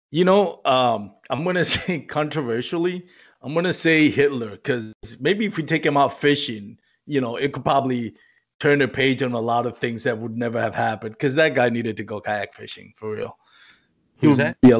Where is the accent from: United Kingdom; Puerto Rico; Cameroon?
Puerto Rico; moved away as an adult; now in Texas, United States